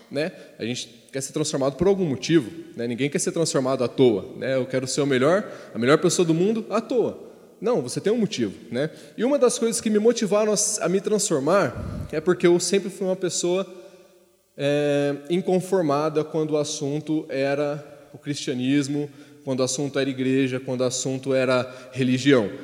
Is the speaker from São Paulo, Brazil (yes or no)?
yes; Ribeirão Preto, São Paulo, Brazil; lá de Ribeirão Preto.